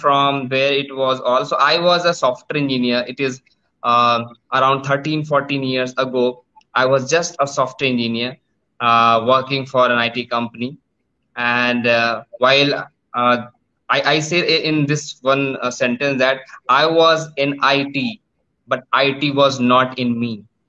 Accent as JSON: {"language": "English", "country": "India", "said": "I am from India, but due to some uh, work, right now I am sitting in Thailand"}